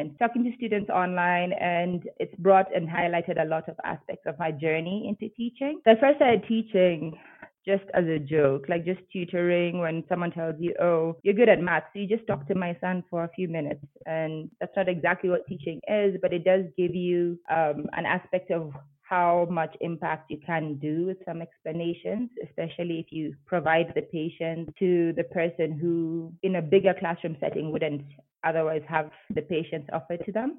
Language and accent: English; Nairobi, Kenya; moved away as an adult; now in Bogota, Colombia; I'm from Nairobi, Kenya